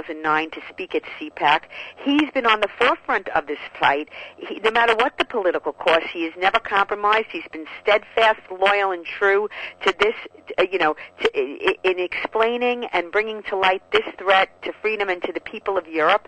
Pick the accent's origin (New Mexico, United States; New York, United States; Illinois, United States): New York, United States; As a New Yorker